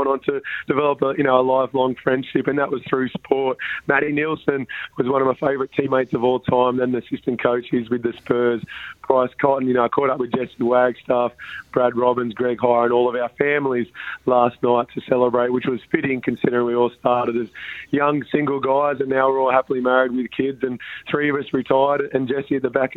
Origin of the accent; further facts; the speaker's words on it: Gloucester, New South Wales, Australia; now in Perth, Australia; growing up in Gloucester.